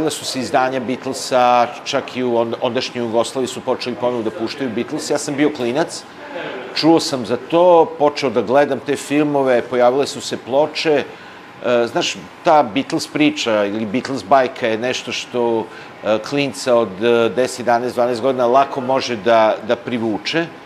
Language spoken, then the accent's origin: Croatian; Bečej, Vojvodina, Serbia; also born or lived in Vrbas / Kula / Montenegro (ancestry); odrastanje u Bečeju